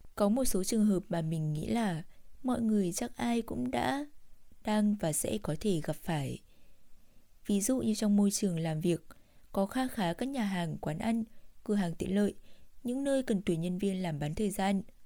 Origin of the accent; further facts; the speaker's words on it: Vietnam; moved away as an adult; now in South Korea; mình là người việt nam